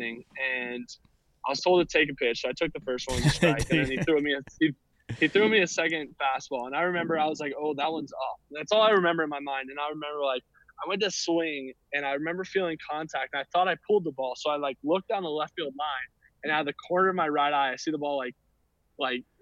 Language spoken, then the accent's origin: English; Atlanta, Georgia, United States; born or raised there